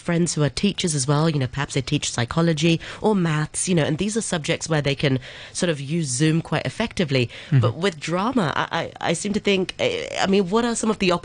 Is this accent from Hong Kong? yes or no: yes; Hong Kong; when I was growing up in Hong Kong